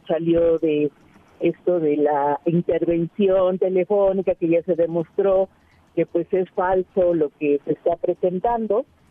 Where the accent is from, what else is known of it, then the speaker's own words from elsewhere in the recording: Iztapalapa, Mexico City, Mexico; yo soy parte de Iztapalapa.